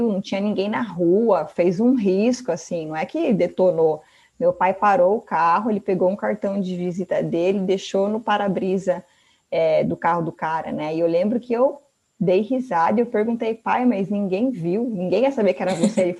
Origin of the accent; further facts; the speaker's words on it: Sorocaba, São Paulo, Brazil; Eu sou de Sorocaba.